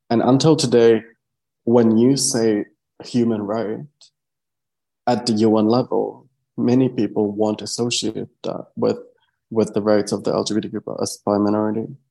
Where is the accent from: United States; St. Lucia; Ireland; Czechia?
Czechia; I'm from the Czech Republic.